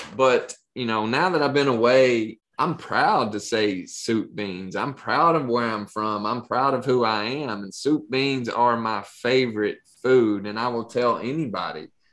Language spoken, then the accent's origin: English; Appalachia, United States; moved away; when i moved out of appalachia